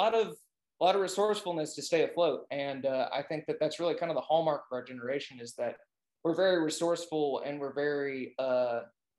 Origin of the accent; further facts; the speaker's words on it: Arkansas, United States; moved away as an adult; I kind of got out of Arkansas and did things